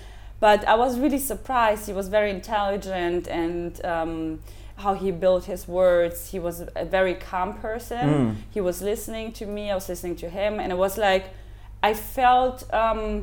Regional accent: Germany; English is a second language; moved away as an adult; also born or lived in Ukraine / Los Angeles, United States; now in Norwich, United Kingdom; I grew up in Germany

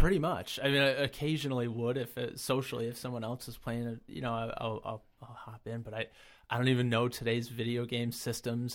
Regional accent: Brockport, New York, United States; I'm, uh, born and raised in the Rochester area, never really left. Um, I grew up in Brockport

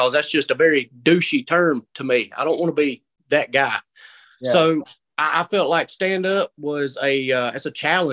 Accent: South Carolina, United States; I'm from South Carolina

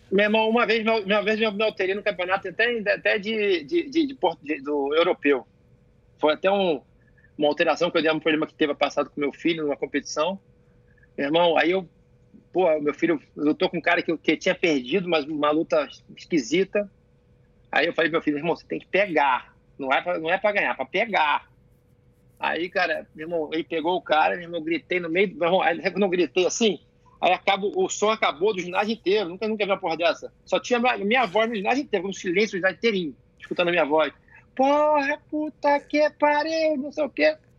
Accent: Rio de Janeiro, Brazil; moved away as an adult; now in United States; eu sou o cara que pode falar que sou carioca, irmão, abençoado pela, pela aquele, aquela cidade maravilhosa lá

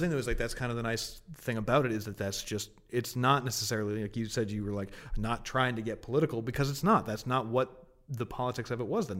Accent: Martha's Vineyard, Massachusetts, United States; moved away as an adult; also born or lived in Boston; so I'm originally from Massachusetts. Um, my early years were spent, uh, on Martha's Vineyard off Cape Cod.

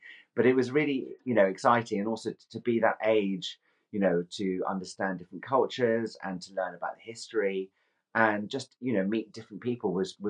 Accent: Edinburgh, Scotland, United Kingdom; accent: Scottish; also born or lived in London; now in Rye, United Kingdom; I am from Scotland. You can't tell by my very strong Scottish accent, but I do. I am from Edinburgh. And I lived in London for many, many years.

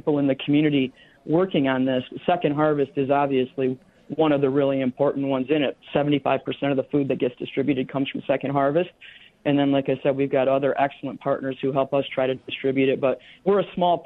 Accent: Michigan, United States; moved away as an adult; now in Minneapolis, United States; I grew up in Michigan

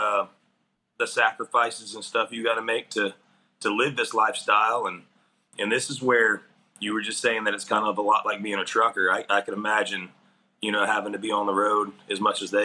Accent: South Alabama, United States; I am from South Alabama. I grew up in South Alabama

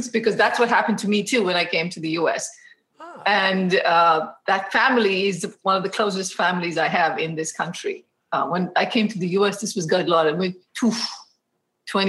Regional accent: Mysore, Karnataka, India; moved away as an adult; now in United States; So home is this town called Mysore, which is close to Bangalore.

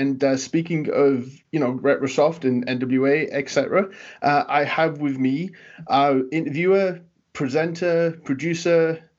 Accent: Newcastle upon Tyne, North East England, United Kingdom; now in United States; my accent over time has kind of been softened and flattened a little because I need Americans to understand me. Because otherwise, I'm basically from the same city as Pac. And you know how strong his accent is. Yeah, Newcastle.

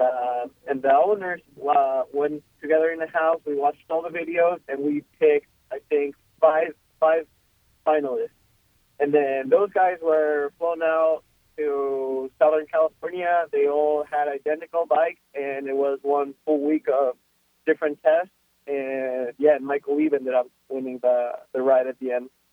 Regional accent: Quito, Pichincha, Ecuador; first language Spanish; English is a second language; moved away

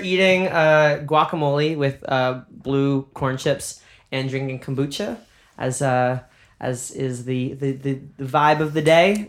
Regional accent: New York, United States; also born or lived in Boston; I'm New Yorker

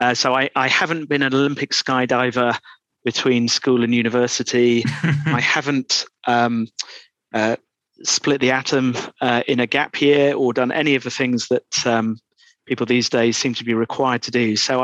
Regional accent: Doncaster, Yorkshire and the Humber, United Kingdom; moved away as an adult; now in London, United Kingdom; Oh, well, I'm from Doncaster. So that will be less apparent in my accent now than it was 25 years ago when I came to London.

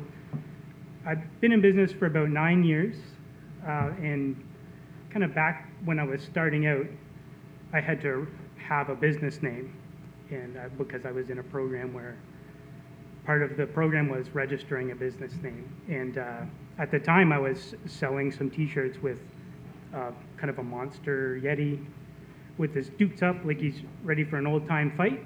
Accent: New Brunswick, Canada; moved away; also born or lived in Halifax, Nova Scotia; I grew up in Rosse, New Brunswick, about 4 hours from here.

